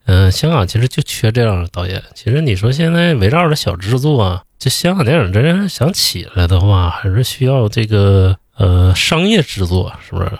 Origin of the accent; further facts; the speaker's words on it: China; 咱们中国人老讲究什么人在家在呀